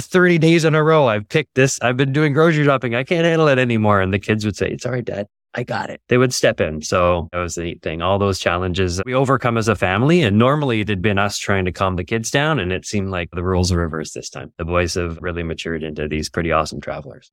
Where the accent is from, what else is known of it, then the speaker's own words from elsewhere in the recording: near Toronto, Ontario, Canada; now in Yukon, Canada; I grew up near Toronto, in Ontario in Canada.